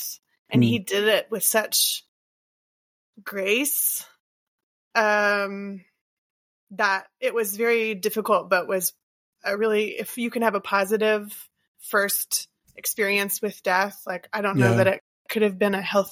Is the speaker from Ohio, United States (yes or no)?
no; Port Arthur, Texas, United States; also born or lived in Round Rock, Texas; I'm from the Golden Triangle area of Southeast Texas. So between Beaumont, Port Arthur, and Orange. And so I was born in Port Arthur and lived in the area except for that year or so.